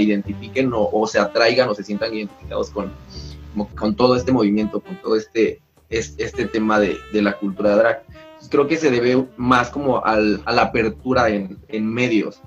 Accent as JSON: {"language": "Spanish", "region": "Oaxaca", "country": "Mexico", "said": "Yo soy de Oaxaca"}